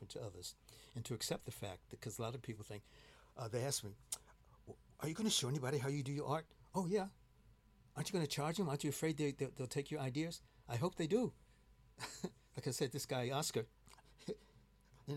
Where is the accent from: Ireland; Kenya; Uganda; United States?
United States; Chicago, Illinois; now in London, United Kingdom; I'm from Chicago.